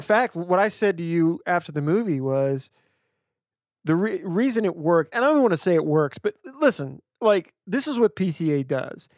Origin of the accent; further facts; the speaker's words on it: West Louisiana, United States; moved away; I grew up in West Louisiana, right near the Texas border